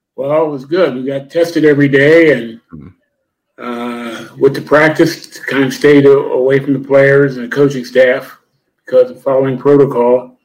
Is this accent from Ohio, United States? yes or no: yes; Ohio, United States; I grew up in Ohio